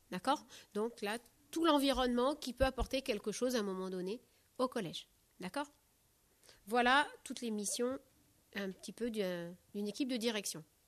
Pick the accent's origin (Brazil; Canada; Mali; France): France; Charente-Maritime, Nouvelle-Aquitaine; moved away; also born or lived in Deux-Sèvres; je suis originaire de Charente-Maritime